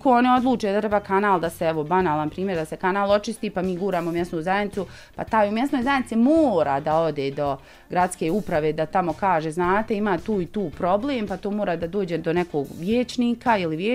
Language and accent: Croatian; Lipnica, Federation of Bosnia and Herzegovina, Bosnia & Herzegovina